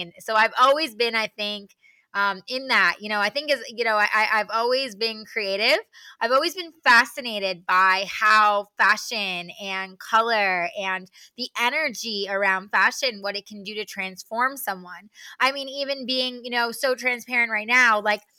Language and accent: English; New York, United States; moved away as an adult; also born or lived in Arizona; I'm originally from New York